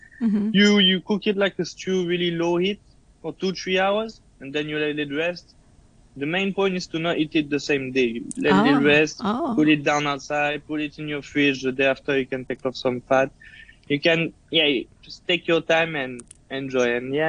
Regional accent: France; English is a second language; also born or lived in United States; Yeah, I did. I went to culinary school in France, and then I went to US to work a little bit when I was really younger.

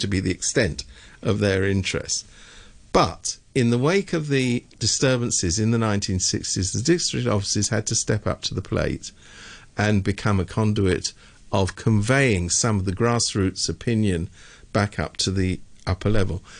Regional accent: United Kingdom; I am from Britain

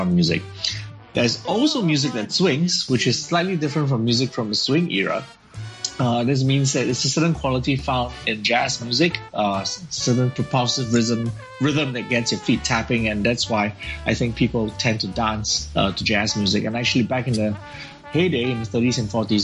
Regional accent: Singapore; I'm from Singapore

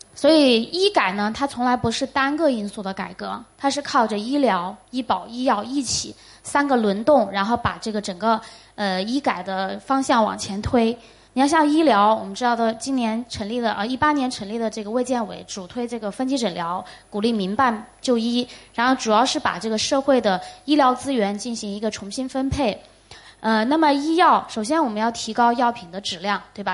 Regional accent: China; 我们中国人最大的优势就是勤奋，也聪明

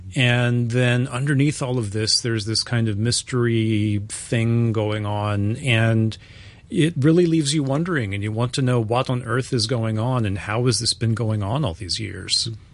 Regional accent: United States; I'm American

